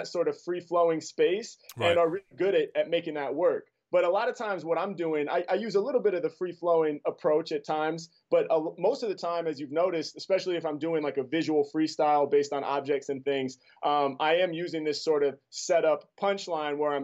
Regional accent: Portland, Oregon, United States; I grew up in Portland, Oregon, so there wasn't like a lot of hip-hop happening all around me in the city I was from.

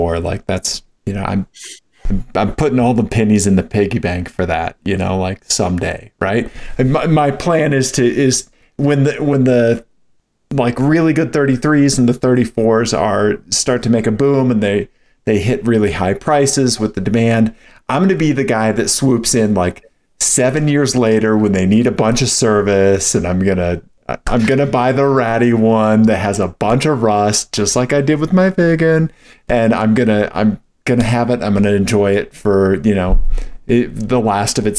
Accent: Missouri, United States; moved away; I'm originally from Missouri

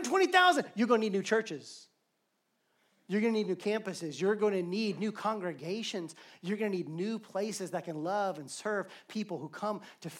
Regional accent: Alabama, United States; I grew up in Alabama

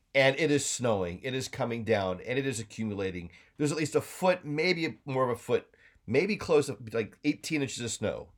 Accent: Colorado, United States; moved away; I grew up in Colorado

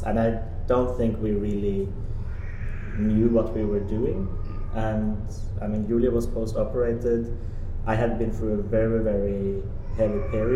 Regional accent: Norway; now in Copenhagen, Denmark; I'm a Norwegian scenographer

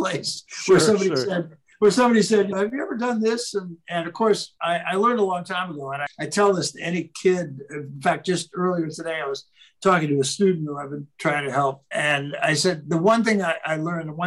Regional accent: San Francisco, California, United States; I was raised in San Francisco

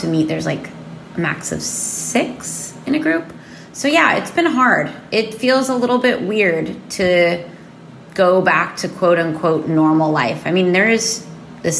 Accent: California, United States; moved away as an adult; now in Barcelona, Spain; I'm from California. I live in Barcelona

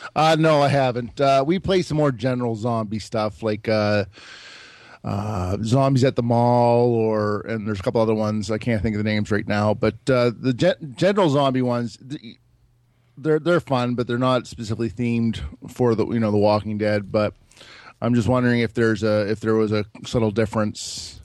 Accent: Moncton, New Brunswick, Canada; from Moncton

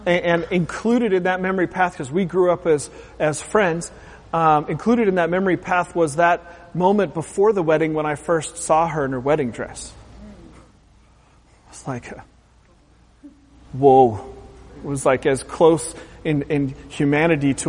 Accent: Pacific Northwest, Oregon, United States; growing up in the Pacific Northwest, an hour or so from the Pacific Ocean

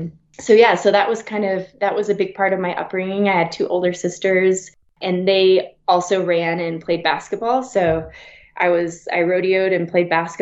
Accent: Wyoming, United States; also born or lived in Flagstaff, Arizona; now in Breckenridge, United States; I grew up in Wyoming

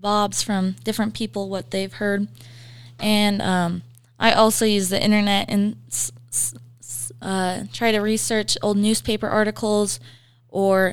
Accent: Montana, United States; now in Riverton, United States; I'm originally from Montana

